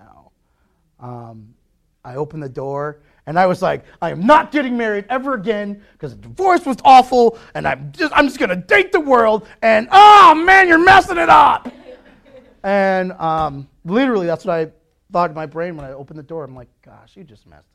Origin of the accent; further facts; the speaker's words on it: Detroit, Michigan, United States; moved away as an adult; now in Chicago, United States; I'm from Detroit